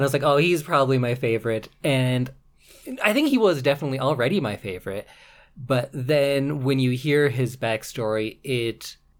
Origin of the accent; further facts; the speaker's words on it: Canada; accent: Canadian; my Canadian accent comes out when I play hockey